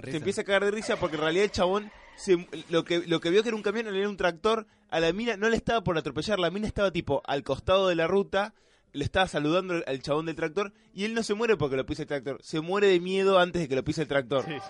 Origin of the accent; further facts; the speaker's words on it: Argentina; los argentinos cuando vemos algo así medio raro